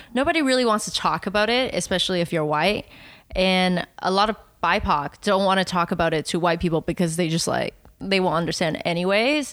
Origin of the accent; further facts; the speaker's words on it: Taiwan; English is a second language; moved away; one of my earliest memory was me jumping up and down on my, uh, coffee table in Taiwan